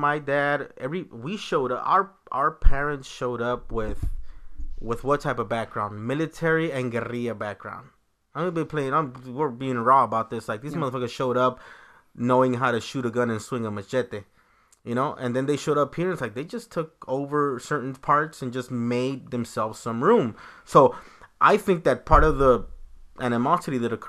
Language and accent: English; Los Angeles, California, United States; we grew up in 88 in Hoover